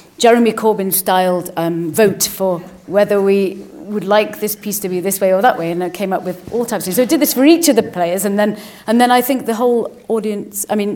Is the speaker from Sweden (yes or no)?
no; Liverpool, North West England, United Kingdom; I'm from Liverpool